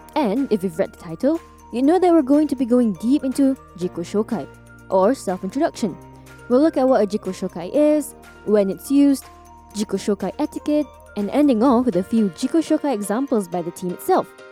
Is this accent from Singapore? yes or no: yes; Singapore; moved away as an adult; now in Japan; I'm from Singapore, living in Japan since 2018